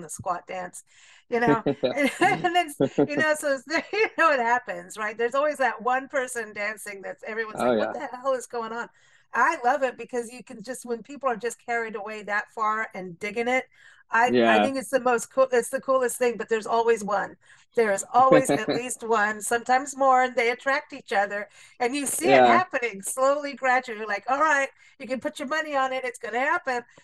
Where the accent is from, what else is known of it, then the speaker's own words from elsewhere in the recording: Tucson, Arizona, United States; moved away; You're gonna go to my hometown.